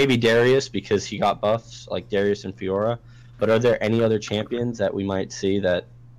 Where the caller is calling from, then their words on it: Staten Island, New York, United States; Staten Island, New York.